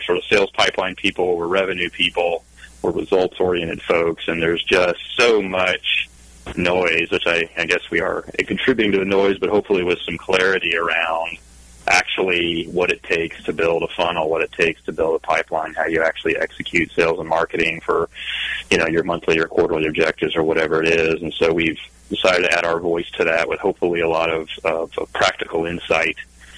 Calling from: Eugene, Oregon, United States; I'm in Eugene, Oregon, home of the Oregon Ducks. And it is a rainy Oregon Duck Day here in Eugene.

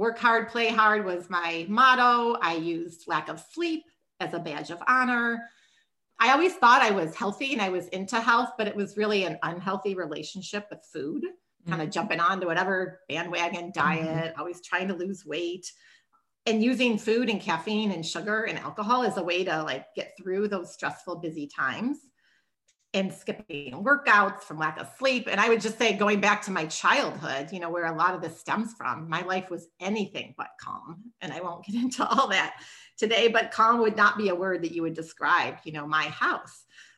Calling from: Minneapolis, Minnesota, United States; So I'm in Minneapolis, Minnesota.

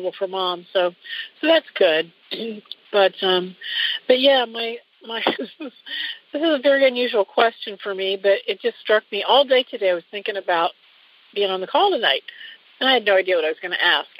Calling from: Dayton, Ohio, United States; I'm calling from Dayton, Ohio.

